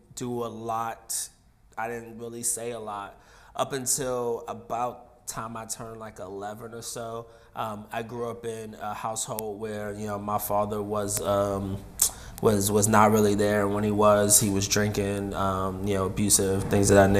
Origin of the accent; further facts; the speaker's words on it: New York, United States; moved away as an adult; also born or lived in Oklahoma City; now in San Francisco, United States; I'm from New York originally.